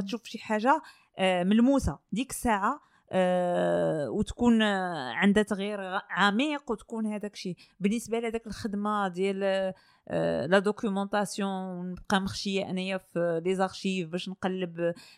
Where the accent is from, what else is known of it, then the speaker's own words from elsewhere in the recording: Morocco; منين جينا حنا حنا مغاربه